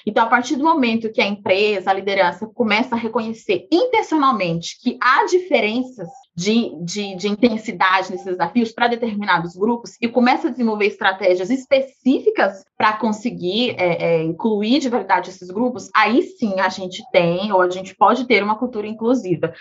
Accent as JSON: {"language": "Portuguese", "town": "Goiânia", "region": "Goiás", "country": "Brazil", "tie": "born or raised there", "moved": "as an adult", "lives_now": "São Paulo, Brazil", "said": "Eu nasci em Goiânia, Goiás, então sou ali do Centro-Oeste. Atualmente moro em São Paulo"}